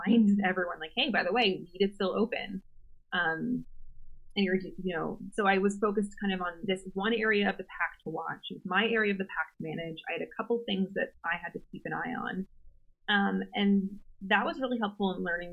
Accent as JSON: {"language": "English", "town": "Philadelphia", "region": "Pennsylvania", "country": "United States", "moved": "yes", "said": "I'm originally from Philly"}